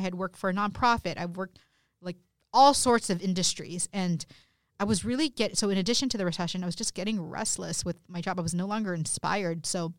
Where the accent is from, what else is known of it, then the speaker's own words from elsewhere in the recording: California, United States; You know, I grew up in Southern California.